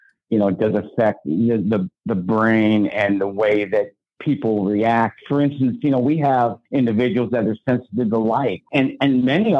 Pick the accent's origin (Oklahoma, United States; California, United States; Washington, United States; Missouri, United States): Missouri, United States; St. Louis; I was born right here in St. Louis, Missouri. I went to high school at St. Charles High School